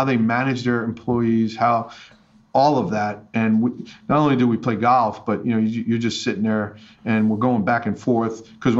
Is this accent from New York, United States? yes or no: yes; Staten Island, New York, United States; When I tell people that I'm from New York City, they well, where? I'm like, well, Staten Island. And they're like, no, it's not New York. No, I said, it is. There's five boroughs, and we're one of them. But no, I love growing up there.